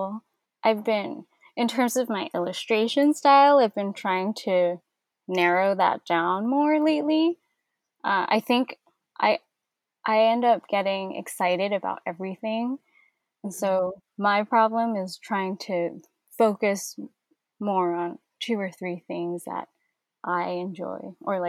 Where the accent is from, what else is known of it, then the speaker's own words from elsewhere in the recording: New York, United States; also born or lived in Hong Kong; I remember when we moved to New York when I was around 5